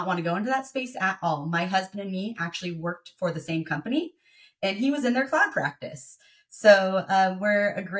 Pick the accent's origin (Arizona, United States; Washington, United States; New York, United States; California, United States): Washington, United States; Tacoma; moved away; I was born and raised in Tacoma, Washington, about 45 minutes south of Seattle